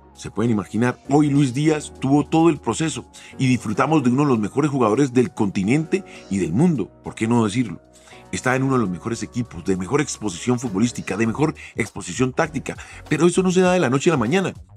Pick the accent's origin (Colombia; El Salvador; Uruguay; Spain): Colombia; un arraigo hacia mi tierra, para que mis hijas entendieran de dónde venía